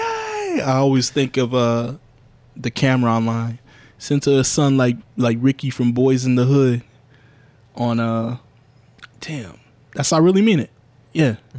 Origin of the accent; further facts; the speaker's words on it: United States; being an American, being like a, a black American in this country